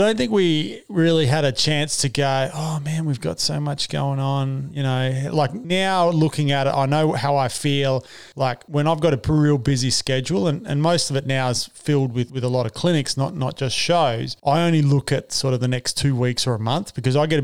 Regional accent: Western Australia, Australia; moved away; we're West Australian

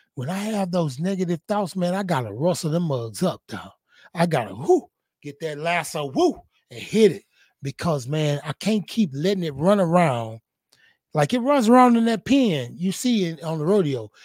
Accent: Houston, Texas, United States; I was a boy from Fifth Ward, little boy that was growing up in the hood

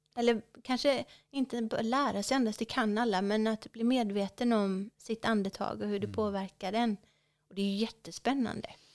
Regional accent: West Coast, Sweden; mitt hemmahav eh, på västkusten. Ja. För det är där jag är uppvuxen, så det känns som hemma.

